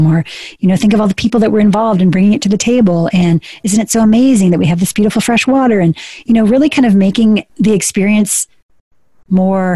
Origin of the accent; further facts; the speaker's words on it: South Georgia, United States; I was born in Georgia. I was raised in South Georgia